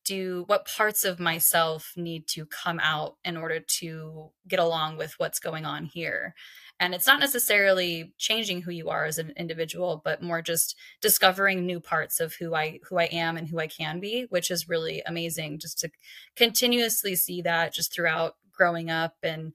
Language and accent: English; Kansas, United States; I'm originally from Kansas, and I have moved around quite a bit in my life, but Kansas is definitely home.